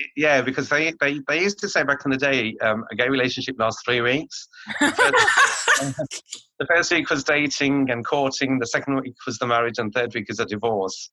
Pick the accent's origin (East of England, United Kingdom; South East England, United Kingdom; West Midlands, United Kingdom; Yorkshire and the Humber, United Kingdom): West Midlands, United Kingdom; Birmingham; moved away as an adult; also born or lived in London; I'm from Birmingham